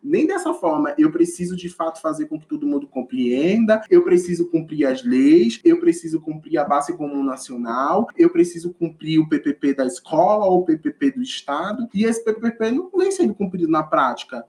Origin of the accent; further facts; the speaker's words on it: Northeast Region, Brazil; moved away; eu sou do Nordeste, não sei o quê, meu sotaque é assim mesmo